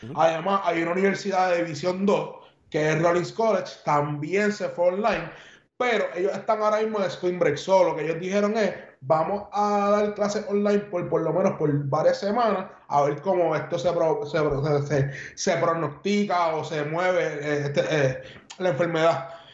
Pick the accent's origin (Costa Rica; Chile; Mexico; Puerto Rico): Puerto Rico; San Juan; now in United States; soy de San Juan y soy cangrejero hasta la muerte